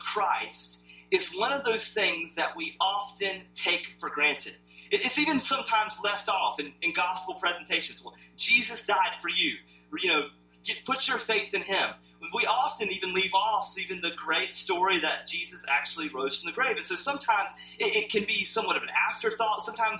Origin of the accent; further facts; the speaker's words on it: the South, United States; So I never, though, understood how much growing up in the South affected me until I lived somewhere else.